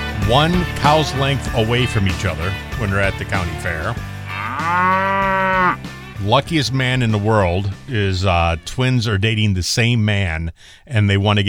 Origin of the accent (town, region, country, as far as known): Michigan, United States; born or raised there; moved away